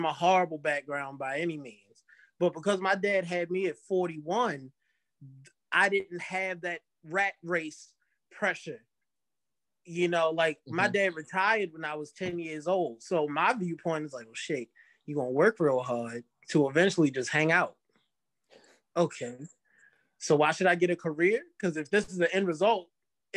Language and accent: English; Dundalk, Maryland, United States; growing up in Dundalk and hanging out with just all types of people